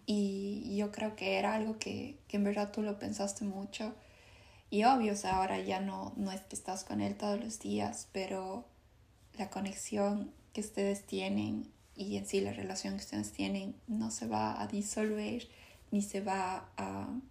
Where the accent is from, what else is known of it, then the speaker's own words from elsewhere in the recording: Ecuador; moved away; todo yo amo a, a Ecuador, pero no me regresaría a vivir allá